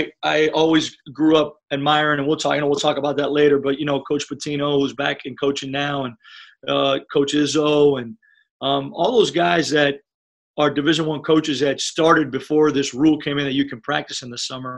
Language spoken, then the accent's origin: English; Miami, Florida, United States; first language Spanish; English is a second language; moved away; I was able to grow up in Miami, Florida